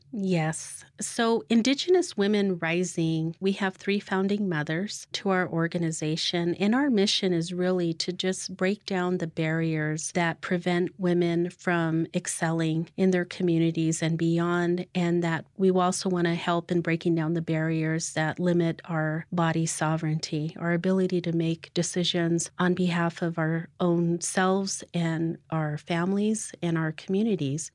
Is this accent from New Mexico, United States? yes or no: yes; Mescalero Apache tribe, New Mexico, United States; now in Pueblo of Laguna, United States; I am also from the Mescalero Apache tribe, but I live out at the Pueblo of Laguna